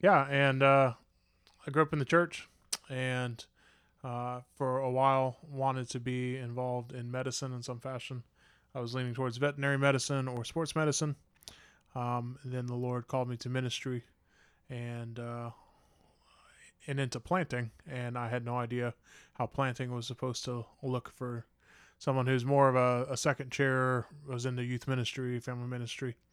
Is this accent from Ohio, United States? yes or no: yes; Huber Heights, Ohio, United States; I grew up in Huber Heights